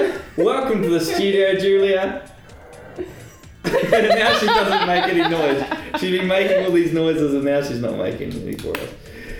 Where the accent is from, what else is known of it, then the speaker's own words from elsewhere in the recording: New Zealand; The Boil Up Podcast, it celebrates all the things that make us special for being Kiwi, our land, our people, our culture